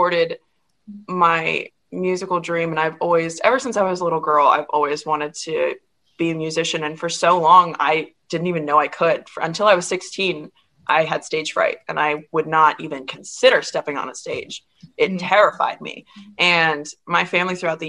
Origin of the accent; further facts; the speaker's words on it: Worcester, Massachusetts, United States; also born or lived in Boston; I am from Boston and Worcester, but if you don't know Worcester, then I'm from Boston.